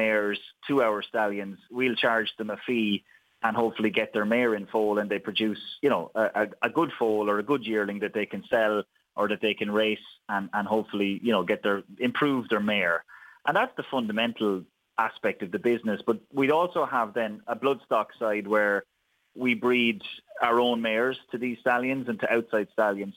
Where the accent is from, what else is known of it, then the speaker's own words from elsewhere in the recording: Wexford, Leinster, Ireland; moved away as an adult; now in Kildare, Ireland; Wexford born and reared